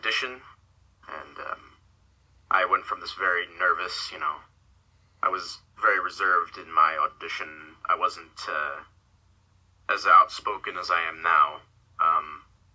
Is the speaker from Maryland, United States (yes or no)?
yes; Cambridge, Maryland, United States; also born or lived in Dunkirk, New York / Virginia; now in Florida, United States; I come from a small town in New York, Dunkirk, in New York, I believe it's called. It's where I was born. I lived there for a couple of years, I spent most of my life in Maryland, in a small town called Cambridge